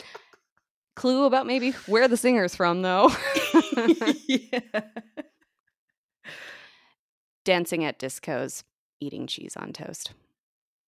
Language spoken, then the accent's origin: English; United States; accent: American; my American accent